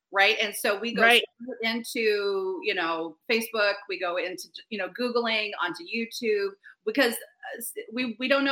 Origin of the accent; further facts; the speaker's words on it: Vancouver, Washington, United States; moved away as an adult; also born or lived in Portland / Baltimore / Cleveland / Minneapolis; the city of Vancouver, the city I grew up in, the city that educated me.